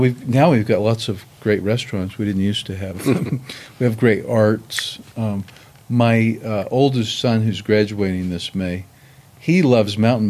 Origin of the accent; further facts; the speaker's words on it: Kansas City, Missouri, United States; now in Arkansas, United States; I'm originally from Kansas City, Missouri.